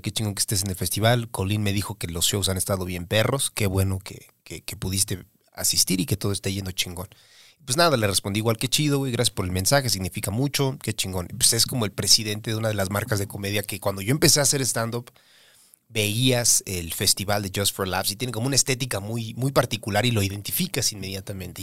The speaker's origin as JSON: {"language": "Spanish", "country": "Mexico", "said": "soy mexicano"}